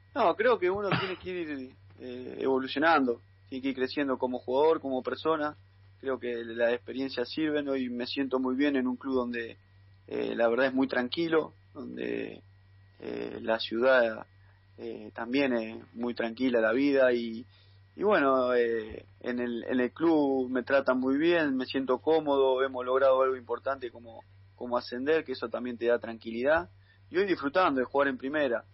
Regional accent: Carcarañá, Santa Fe, Argentina; now in Junín, Argentina; yo soy de Carcarañá

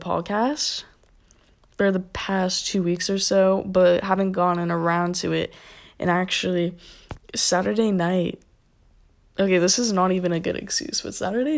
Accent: Florida, United States; born or raised there

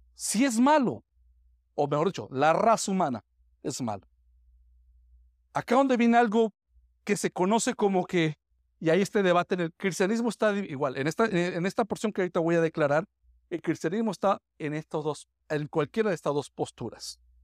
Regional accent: Táchira, Venezuela; moved away; mi pueblo allá en, en el estado Táchira

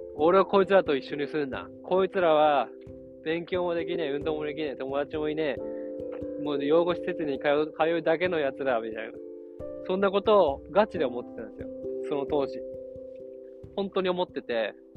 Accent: Yamagata, Japan; 俺山形出身

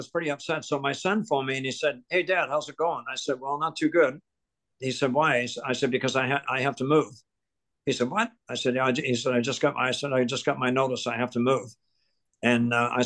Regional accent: Ontario, Canada; also born or lived in Truro, Nova Scotia; I was born in Truro. And then my family left here in 1950 to go to Ontario. My dad became a welder, very successful welder. So we moved to Ontario. And then I grew up in Ontario, went to school in Ontario

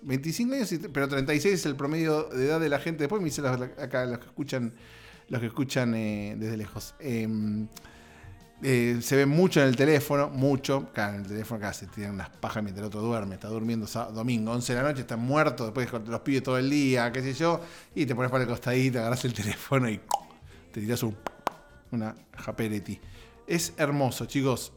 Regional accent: Argentina; moved away; en Argentina, mi país de origen

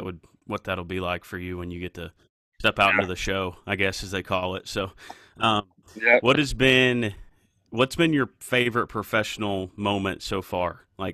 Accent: Cincinnati, Ohio, United States; I'm from Cincinnati.

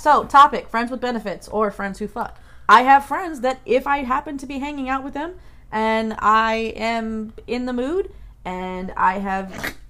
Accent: Arizona, United States; Arizona. I'm from Arizona.

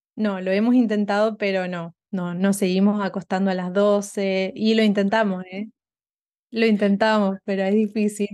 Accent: Argentina; moved away as an adult; now in Houston, United States; soy una argentina viviendo en Estados Unidos hace um, casi tres años

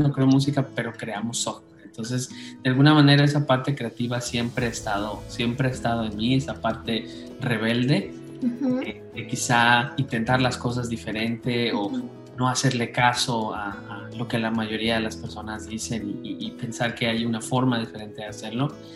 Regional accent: Oaxaca, Mexico; also born or lived in Canada; Soy originario de Oaxaca

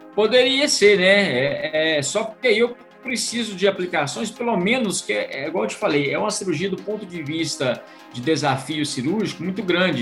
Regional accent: Minas Gerais, Brazil; eu fui nascido na roça, sou de Minas Gerais

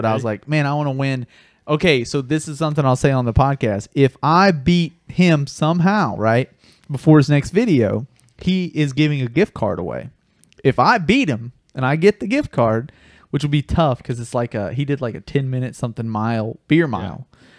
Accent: North Carolina, United States; born there; also born or lived in Florida; Like, I was born in North Carolina.

